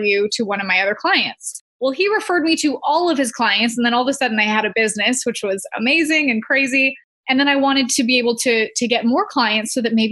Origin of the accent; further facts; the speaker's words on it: Canada; I'm from Canada